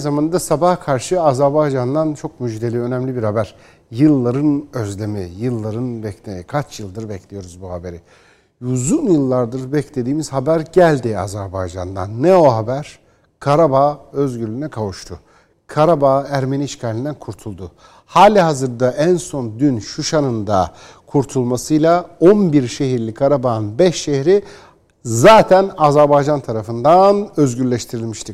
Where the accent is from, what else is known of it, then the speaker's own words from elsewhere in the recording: Erzurum, Turkey; Ben bir Türk olarak, Erzurumlu bir Türk olarak